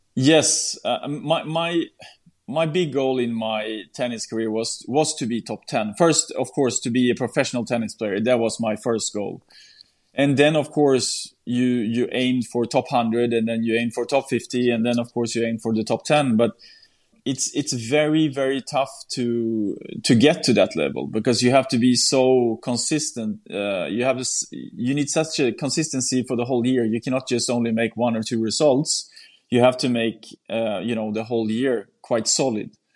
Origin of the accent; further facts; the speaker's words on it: Sweden; my hometown in Sweden